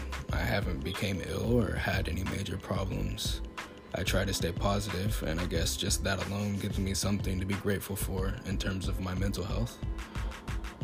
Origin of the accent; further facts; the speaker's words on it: Cleburne, Texas, United States; I'm 17, I'm from Cleburne, Texas